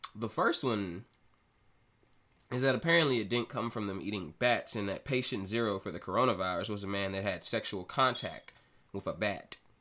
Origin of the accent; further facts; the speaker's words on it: Mississippi, United States; here over in my home state of Mississippi